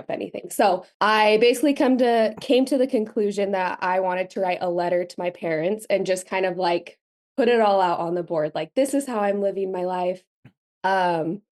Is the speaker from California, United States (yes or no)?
no; Utah, United States; I was born and raised in Utah, very much grew up in like the Mormon bubble.